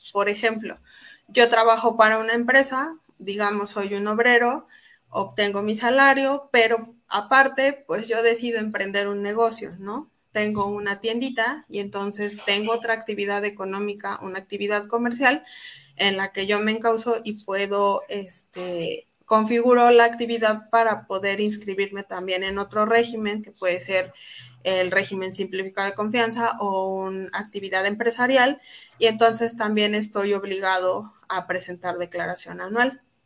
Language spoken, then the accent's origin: Spanish; Mexico; Todos como mexicanos